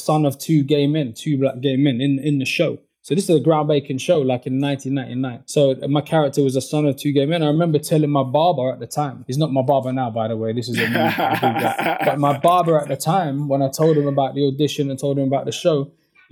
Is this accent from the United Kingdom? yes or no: yes; London, United Kingdom; growing up where I grew up in West London